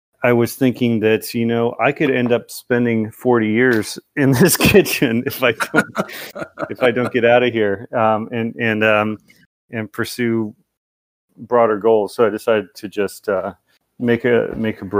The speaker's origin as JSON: {"language": "English", "area": "Central Valley", "region": "California", "country": "United States", "tie": "born or raised there", "said": "I grew up in the Central Valley in California"}